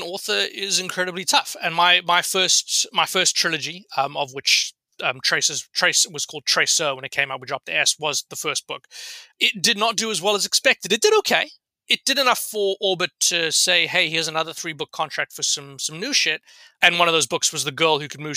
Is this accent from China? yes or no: no; South Africa; moved away as an adult; also born or lived in London, United Kingdom; now in Canada; I'm originally South African, but have lived in London for the past 6 years.